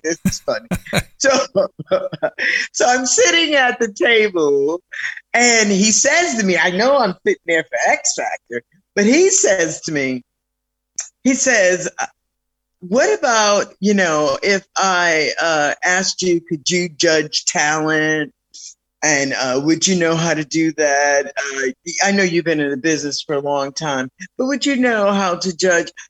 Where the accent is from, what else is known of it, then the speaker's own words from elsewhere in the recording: New York City, New York, United States; also born or lived in Philadelphia, Pennsylvania; I grew up in the Bronx